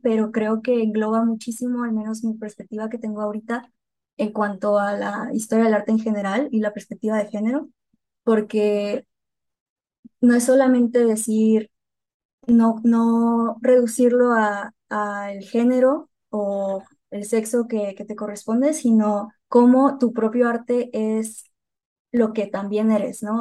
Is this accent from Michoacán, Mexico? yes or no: no; Hermosillo, Sonora, Mexico; moved away as an adult; now in Guadalajara, Mexico; Yo soy de Sonora de Hermosillo eh, y se va a notar con mi acento en como dos segundos.